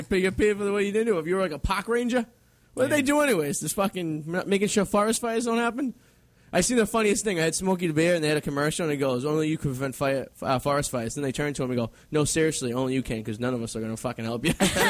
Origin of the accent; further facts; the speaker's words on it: Boston, Massachusetts, United States; accent: Boston; my Boston accent.